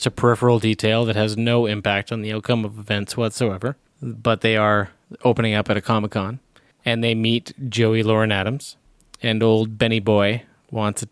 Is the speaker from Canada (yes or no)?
yes; Canada; as a Canadian